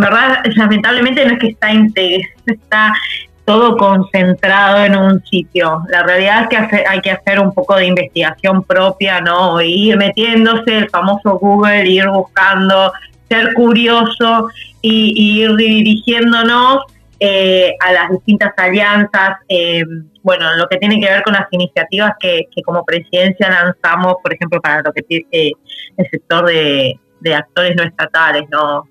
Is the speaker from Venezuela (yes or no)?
no; Argentina; como país, como Argentina